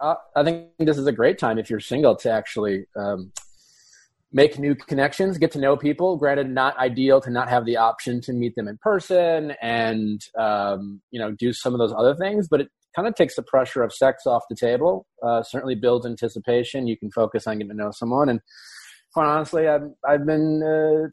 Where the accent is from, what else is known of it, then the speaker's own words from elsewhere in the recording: Wisconsin, United States; growing up in Wisconsin